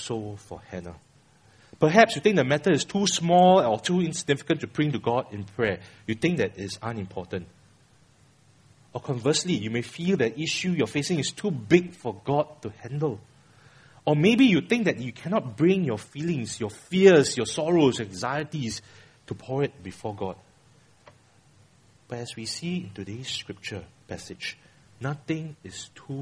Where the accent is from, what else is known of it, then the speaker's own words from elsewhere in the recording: Singapore; I'm a Singaporean